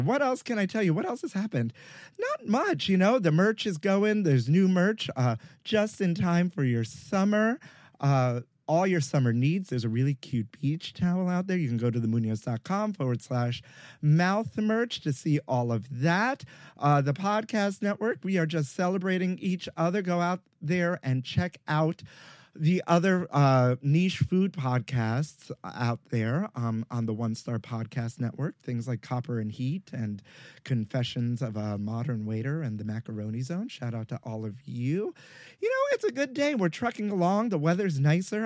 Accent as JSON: {"language": "English", "town": "New York City", "region": "New York", "country": "United States", "tie": "born or raised there", "said": "I grew up in Brooklyn"}